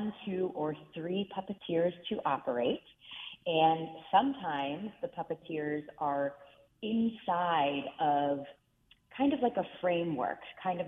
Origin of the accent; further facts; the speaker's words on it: Reisterstown, Maryland, United States; grow up in Reisterstown, Maryland, which is outside of Baltimore City.